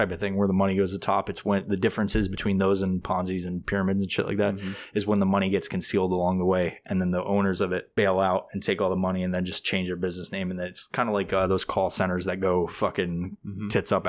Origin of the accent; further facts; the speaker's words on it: New York, United States; I'm from New York originally, but I haven't been back in so many fucking years.